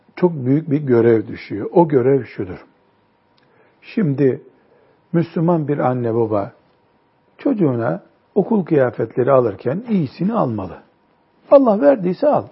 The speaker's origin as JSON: {"language": "Turkish", "country": "Turkey", "also_born_or_lived": "Mecca, Saudi Arabia", "said": "Ben de Türkiye'li dedim"}